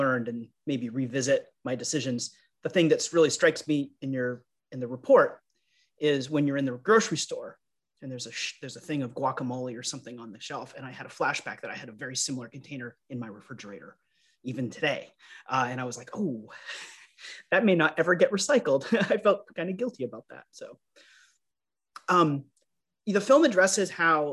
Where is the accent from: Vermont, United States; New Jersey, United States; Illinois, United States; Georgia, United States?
Vermont, United States; rural; I grew up in rural Vermont